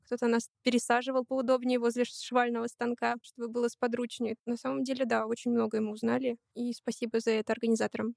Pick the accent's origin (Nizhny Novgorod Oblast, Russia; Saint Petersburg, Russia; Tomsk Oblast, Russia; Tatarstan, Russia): Saint Petersburg, Russia; Я из Санкт-Петербурга